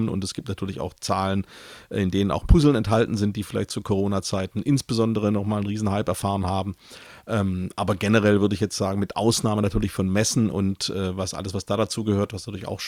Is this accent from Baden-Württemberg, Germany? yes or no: yes; Stuttgart, Baden-Württemberg, Germany; born there; now in Cologne, Germany; Ja, ich bin äh … komplett gebürtiger Stuttgarter, inzwischen aber schon länger in Köln.